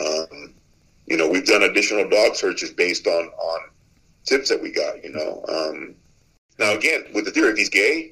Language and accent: English; Texas, United States; moved away; It's my home state, and I love my home state